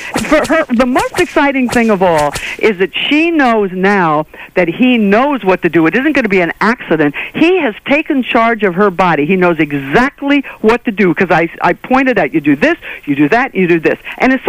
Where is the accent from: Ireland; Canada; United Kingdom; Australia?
Ireland; That's Gaelic. You know, I'm Irish.